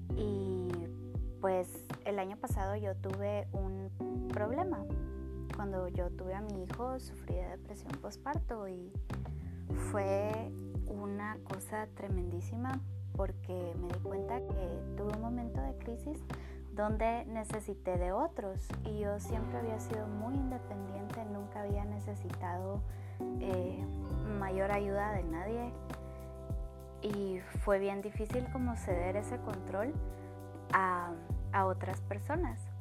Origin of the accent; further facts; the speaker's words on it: Guatemala; yo soy de Guatemala